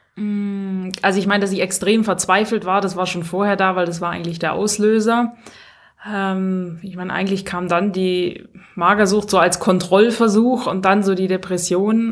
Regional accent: Stuttgart, Baden-Württemberg, Germany; moved away as an adult; also born or lived in Pfronten; ich komme ja aus Stuttgart ursprünglich

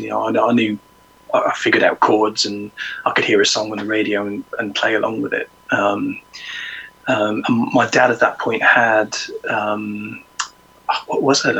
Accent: Ireland; moved away; I'm originally from Ireland, so my parents played in the Irish show bands.

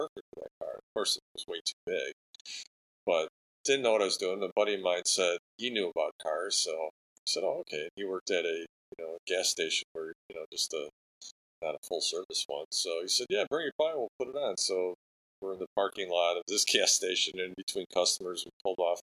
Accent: Lombard, Illinois, United States; I grew up in Lombard, went to Montini High School

